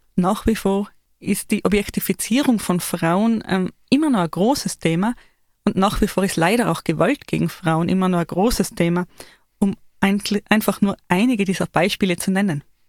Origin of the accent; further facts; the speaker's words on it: Tyrol, Austria; wir Tiroler